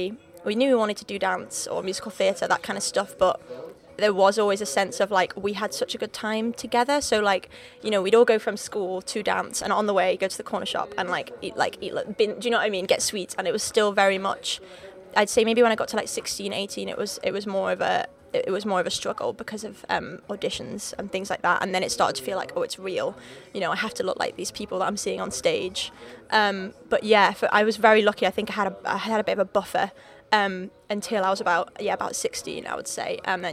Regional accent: Wales, United Kingdom; accent: Liverpool; So I grew up in North Wales. Right on the border. Literally the closest city to me is actually England. So I'm Welsh, but not Welsh. I don't sound Welsh, I sound more Liverpool.

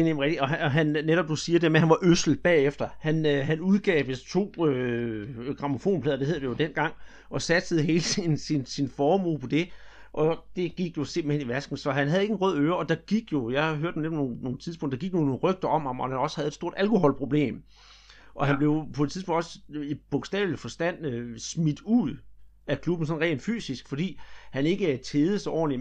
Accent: Denmark; her hjemme i Danmark

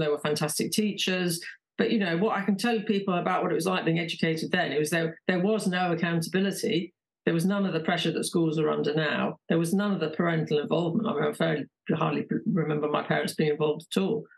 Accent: London, United Kingdom; I grew up in London

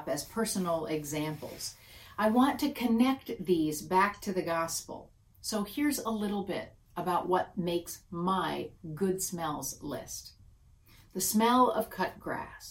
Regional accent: Michigan, United States; I grew up in Michigan

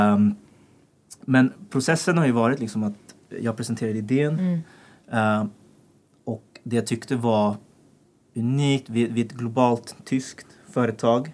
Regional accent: Sollentuna, Stockholm County, Sweden; Född och uppvuxen i Sollentuna, som är väldigt nära här

